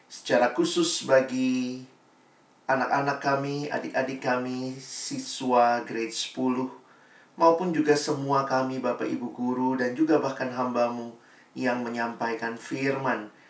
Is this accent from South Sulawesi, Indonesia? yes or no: yes; Makassar, South Sulawesi, Indonesia; moved away as an adult; now in Jakarta, Indonesia; Saya uh, aslinya lahir besarnya di Makassar sampai SMA, lalu kemudian saya kuliah ke Universitas Indonesia